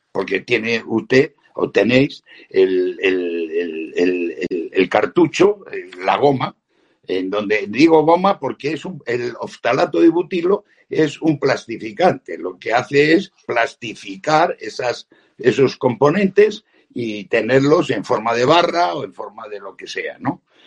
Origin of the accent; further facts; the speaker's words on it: Spain; como españoles